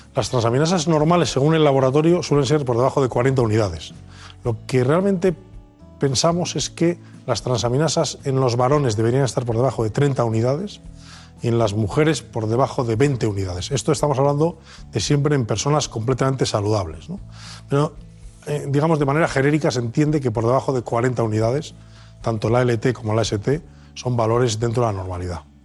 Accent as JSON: {"language": "Spanish", "town": "León", "region": "Castile and León", "country": "Spain", "tie": "born or raised there", "moved": "as an adult", "lives_now": "Madrid, Spain", "said": "soy leonés de pro, nacido de padre y madre leonesa"}